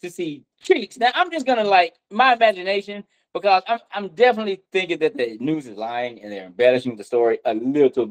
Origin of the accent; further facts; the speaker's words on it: Nashville, Tennessee, United States; I'm from Nashville. I went to John Overton.